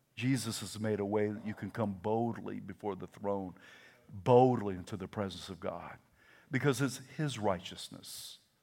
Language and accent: English; the South, Southern United States, United States; accent: Southern; My first language is Southern